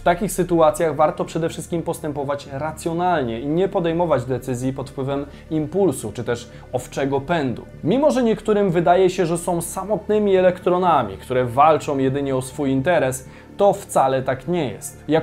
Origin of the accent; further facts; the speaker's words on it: Koszalin, West Pomeranian Voivodeship, Poland; Tak jak mówię, ja jestem z Koszalina aż, nie?